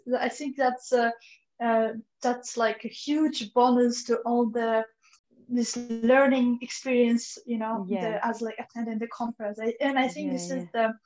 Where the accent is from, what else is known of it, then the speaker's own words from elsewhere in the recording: Kazakhstan; I'm from Kazakhstan